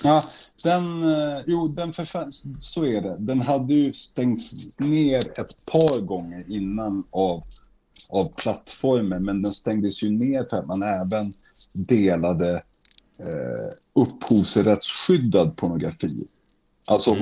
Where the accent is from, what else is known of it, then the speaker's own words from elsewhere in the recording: Umeå, Västerbotten County, Sweden; now in Stockholm, Sweden; när jag växte upp i Umeå